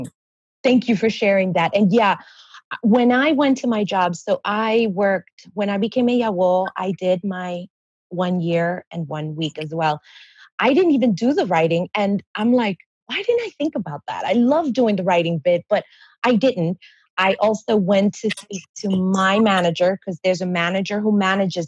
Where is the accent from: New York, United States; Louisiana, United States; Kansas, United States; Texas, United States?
New York, United States; I'm from New York